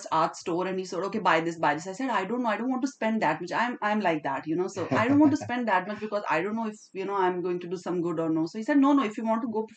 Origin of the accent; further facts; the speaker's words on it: Pakistan; moved away as an adult; now in Dubai, United Arab Emirates; I am from Pakistan, but living in Dubai, like, from 10 or 12 years now.